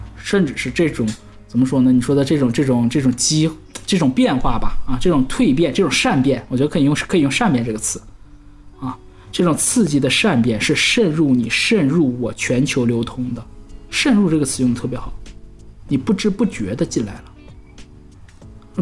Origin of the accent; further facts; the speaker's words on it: Northeast China, China; accent: Northeastern Mandarin (东北话); 我们东北话就是把剩下的这个菜拼到一起，然后再一起一热，我们这道菜就叫折轮儿